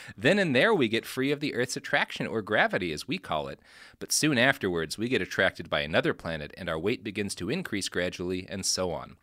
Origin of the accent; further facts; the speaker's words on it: Texas, United States; I come from Texas